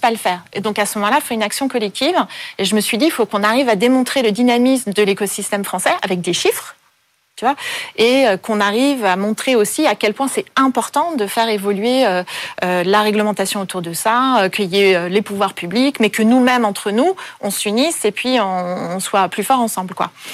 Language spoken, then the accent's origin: French; Paris, Île-de-France, France; also born or lived in Vancouver; je suis née à Paris, j'ai passé la plupart de mon enfance à Paris